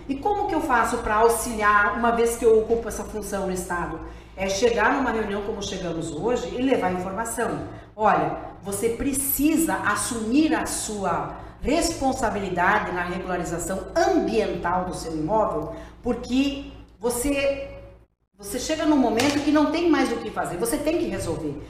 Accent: Lucas do Rio Verde, Mato Grosso, Brazil; moved away; voltando aqui à minha casa, à minha terra, considero que Lucas do Rio Verde é o meu, é o meu lar no estado de Mato Grosso

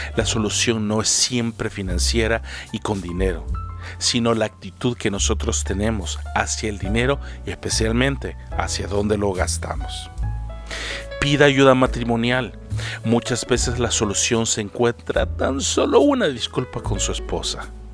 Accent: El Salvador; moved away as an adult; now in Canada; Salí de El Salvador y no sabía nada de inglés.

